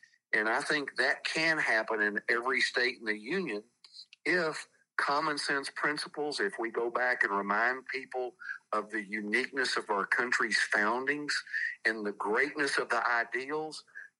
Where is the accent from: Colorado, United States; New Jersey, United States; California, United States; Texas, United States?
Texas, United States; I grew up in Texas, where there had been nothing but Democrats for 100 years after the Civil War.